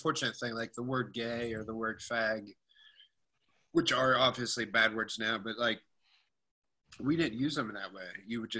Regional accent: Cleveland, Ohio, United States; I come from Cleveland

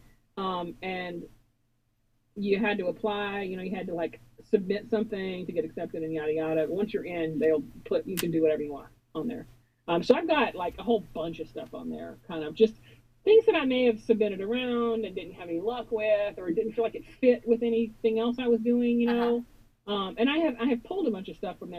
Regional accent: Kentucky, United States; moved away as an adult; also born or lived in Japan / England; now in Central Illinois, United States; I grew up in Kentucky.

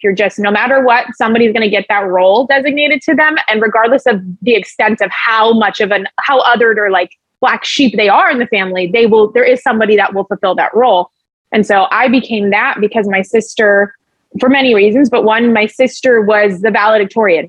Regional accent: Los Angeles, California, United States; I'm from LA, born and raised

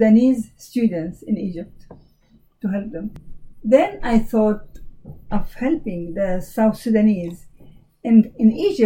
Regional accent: Jordan; moved away; I'm from Jordan, the country of Jordan

